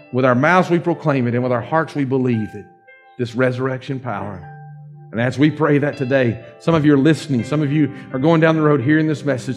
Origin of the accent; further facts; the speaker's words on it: Dawsonville, Georgia, United States; accent: Dawsonville; my Dawsonville accent